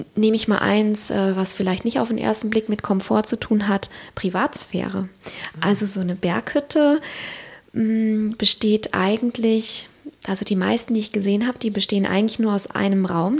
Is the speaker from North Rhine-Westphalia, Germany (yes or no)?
yes; Siegerland, North Rhine-Westphalia, Germany; moved away; also born or lived in Cologne / Hamburg; ich komme ursprünglich aus dem Siegerland